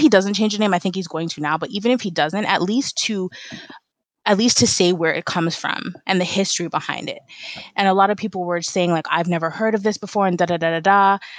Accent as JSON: {"language": "English", "country": "Trinidad & Tobago", "said": "So to be honest, I was irritated, but to say that I was up in arms about it, I really wasn't. And most Trinities that I know weren't."}